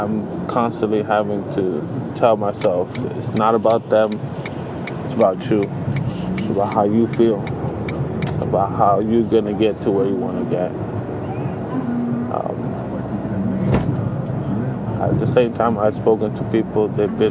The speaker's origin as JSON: {"language": "English", "region": "New Jersey", "country": "United States", "said": "I am from New Jersey"}